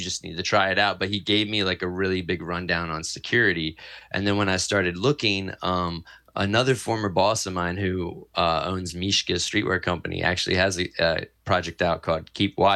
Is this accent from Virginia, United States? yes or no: yes; Fredericksburg, Virginia, United States; moved away as an adult; also born or lived in Richmond, Virginia / Brooklyn, New York / Hudson Valley, New York; now in New York, United States; I'm originally born and bred in Fredericksburg, Virginia, a very small town.